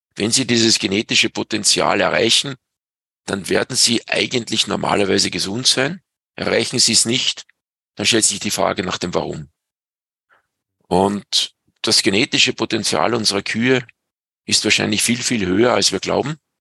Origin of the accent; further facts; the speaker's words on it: Pinzgau, Salzburg, Austria; bei uns in Pinskau